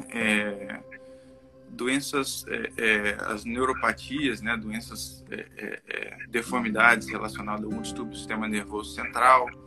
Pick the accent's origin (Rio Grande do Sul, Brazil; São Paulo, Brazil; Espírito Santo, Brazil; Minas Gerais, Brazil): Espírito Santo, Brazil; also born or lived in Rio de Janeiro, Brazil; eu, trabalho aqui no Espírito Santo, né, atualmente. Uhum. É, formei medicina aqui no estado, na Universidade Federal do Espírito Santo.